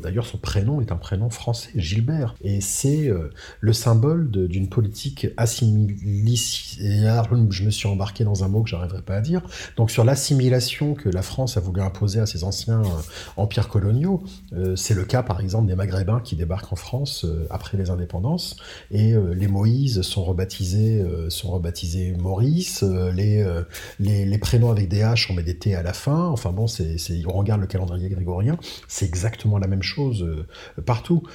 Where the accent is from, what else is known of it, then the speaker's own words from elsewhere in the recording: Réunion; moved away as an adult; also born or lived in Madagascar; je suis, né, à Madagascar certes, mais je suis né français, j'ai grandi à La Réunion.